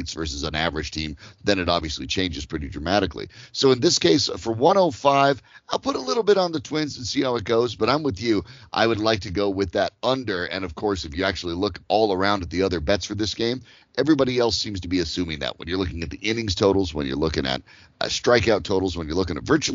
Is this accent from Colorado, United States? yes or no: yes; Colorado, United States; growing up in Colorado